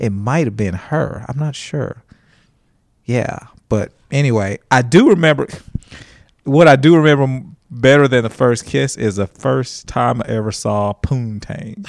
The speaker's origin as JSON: {"language": "English", "town": "Huntsville", "region": "Alabama", "country": "United States", "tie": "born or raised there", "also_born_or_lived": "Nigeria", "said": "I was born in Nigeria, and we moved to Huntsville, Alabama, of all places"}